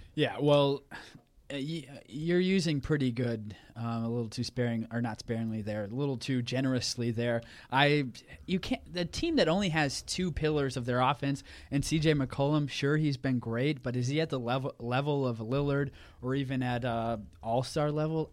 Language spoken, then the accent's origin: English; Oklahoma, United States; moved away as an adult; also born or lived in Wisconsin; growing up in Oklahoma and coming to Wisconsin and playing Division One basketball here at the university